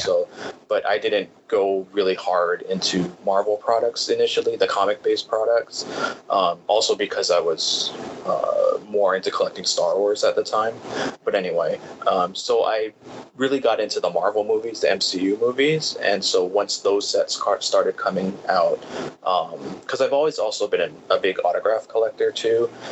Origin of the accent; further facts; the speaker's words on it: Hawaii, United States; also born or lived in California; I was actually born in California, but I moved to Hawaii when I was about three.